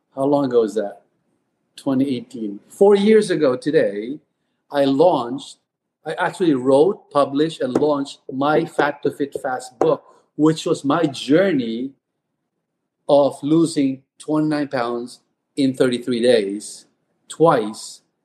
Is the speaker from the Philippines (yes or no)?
yes; Philippines; moved away as an adult; also born or lived in Texas; now in United States; I was born and raised in the Philippines